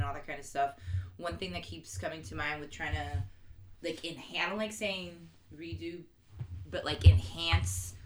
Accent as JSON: {"language": "English", "town": "Miami", "region": "Florida", "country": "United States", "tie": "born or raised there", "moved": "as an adult", "lives_now": "Baltimore, United States", "said": "born and raised in Miami"}